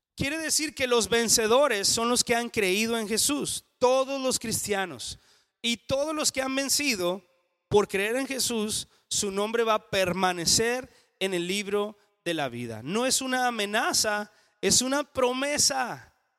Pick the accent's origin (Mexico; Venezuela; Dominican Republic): Mexico; en español o en mexicano diríamos